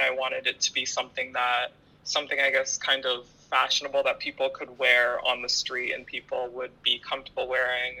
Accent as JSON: {"language": "English", "town": "Ottawa", "region": "Ontario", "country": "Canada", "tie": "born or raised there", "said": "I'm born and raised in Ottawa"}